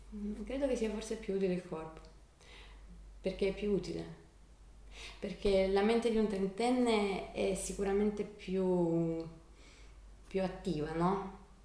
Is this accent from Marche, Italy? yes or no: no; Copertino, Apulia, Italy; moved away as an adult; also born or lived in Milan; sono di Copertino, mm, mamma di Lecce e papà di Copertino. Sono tornata nel mio paese da un paio d'anni, dopo essere stata a Milano per 12 anni